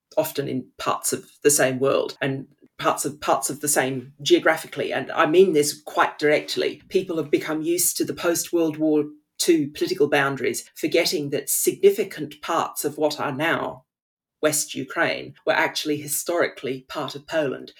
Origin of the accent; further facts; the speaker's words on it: Australia; moved away as an adult; now in England, United Kingdom; growing up in Australia, even though I don't live there now